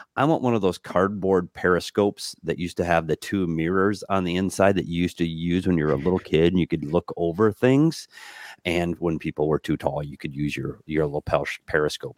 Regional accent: Minnesota, United States; moved away; growing up in Minnesota

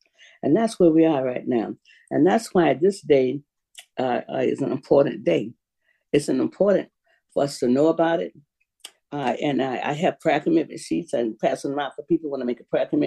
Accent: Florida, United States; I'm from Florida now.

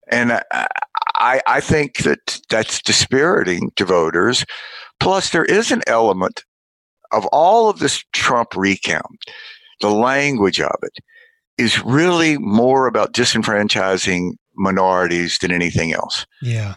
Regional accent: Mississippi, United States; my home state of Mississippi

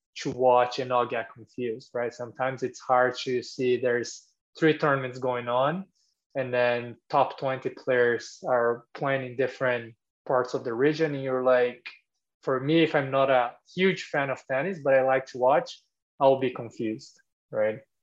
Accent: Brazil; moved away as an adult; now in United States; I'm from Brazil originally

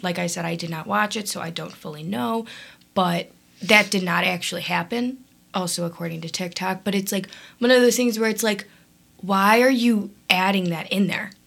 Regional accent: Evergreen Park, Illinois, United States; I'm from Evergreen Park

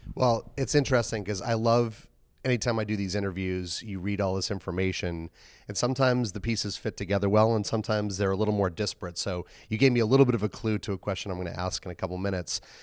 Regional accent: Boston, Massachusetts, United States; Boston, my hometown

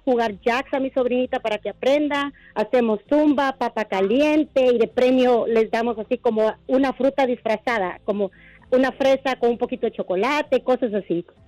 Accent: Guatemala; con mis sobrinos somos de Guatemala y les estamos enseñando juegos de Guatemala

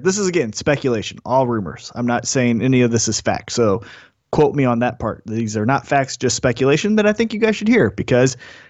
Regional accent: United States; As American

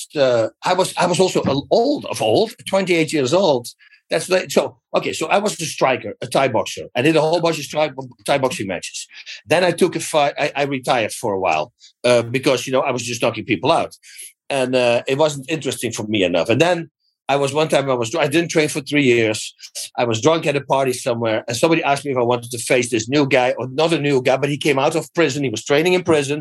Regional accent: Netherlands; English is a second language; moved away as an adult; now in United States

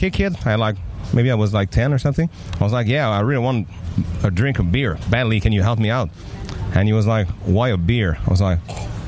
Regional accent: Mont-Saint-Hilaire, Quebec, Canada; accent: French; first language French; English is a second language; we grew up in Mont-Saint-Hilaire, Otterburn Park, you know, a super kind of quiet place

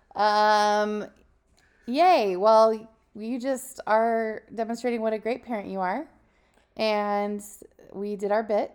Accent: Arizona, United States; I'm an Arizona girl

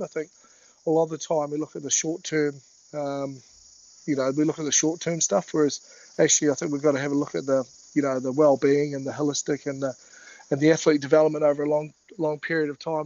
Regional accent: Timaru, Canterbury, New Zealand; moved away as an adult; now in Brisbane, Australia; growing up in the South Island

